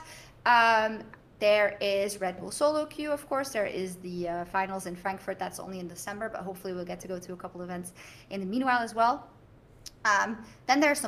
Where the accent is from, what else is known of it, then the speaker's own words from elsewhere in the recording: Bruges, Flanders, Belgium; So, I'm from Bruges, right? From Brugge.